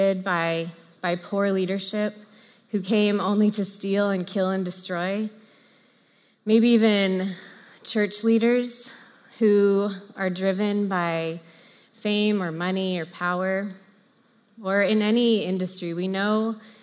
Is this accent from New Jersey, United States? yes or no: no; Orange County, Southern California, United States; my unintentional mantra growing up in Southern California was look good, be good, do good